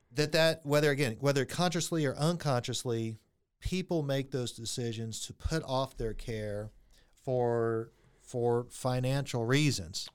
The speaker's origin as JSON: {"language": "English", "town": "Friendswood", "region": "Texas", "country": "United States", "tie": "born or raised there", "said": "I grew up in Friendswood, Texas"}